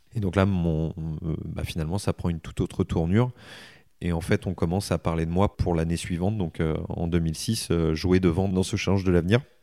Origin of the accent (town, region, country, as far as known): Soissons, Hauts-de-France, France; born or raised there; also born or lived in Egypt; now in Le Mans, France